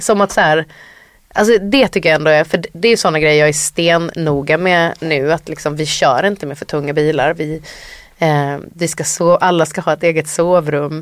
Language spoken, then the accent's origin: Swedish; Sweden; som svensk artist, det är framförallt Sverige jag spelar